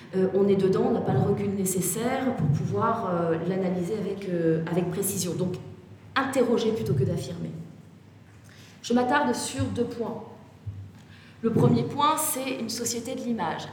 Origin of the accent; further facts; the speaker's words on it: Toulon, Provence-Alpes-Côte d'Azur, France; je suis née à Toulon